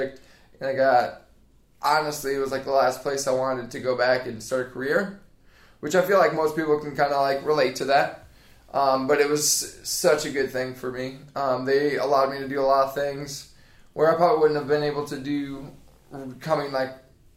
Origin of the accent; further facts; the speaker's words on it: Lowell, Indiana, United States; moved away as an adult; now in Mount Pleasant, United States; Lowell, Indiana